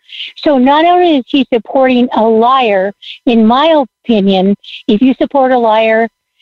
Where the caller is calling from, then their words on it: Washington, United States; I'm calling from Washington State.